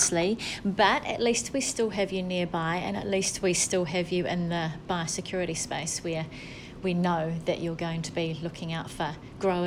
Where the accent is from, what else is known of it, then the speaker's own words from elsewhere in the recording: Wellington, New Zealand; now in Bay of Plenty, New Zealand; We're both from Wellington